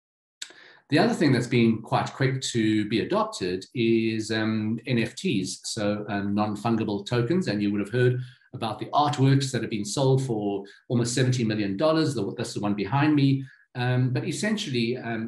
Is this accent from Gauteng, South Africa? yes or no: yes; Johannesburg, Gauteng, South Africa; This is here in my hometown in Johannesburg, in Sandton City.